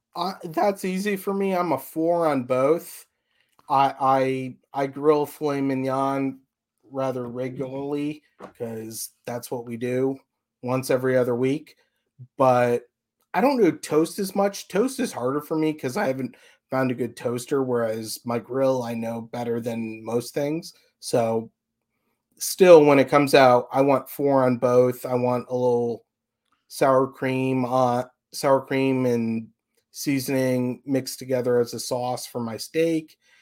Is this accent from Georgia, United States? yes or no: no; a suburb of Chicago, Illinois, United States; moved away as an adult; now in Florida, United States; I actually grew up in a suburb of Chicago